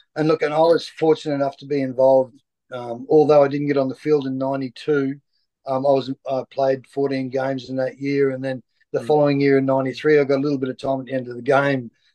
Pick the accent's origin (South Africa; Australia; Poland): Australia; Lockyer Valley, Queensland; also born or lived in Toowoomba; I grew up in the Lockyer Valley, just outside of Brisbane.